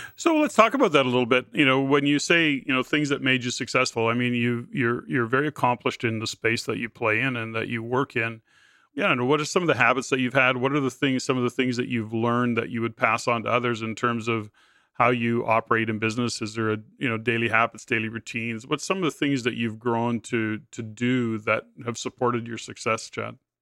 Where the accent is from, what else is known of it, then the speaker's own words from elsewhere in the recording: Edmonton, Alberta, Canada; moved away; I'm from Edmonton, born and raised in Edmonton as well.